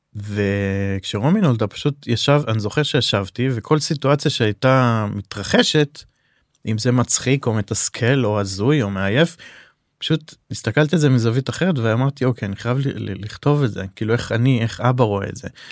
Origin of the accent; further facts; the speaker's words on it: Safed, Northern District, Israel; אנחנו גדלנו בצפת שנינו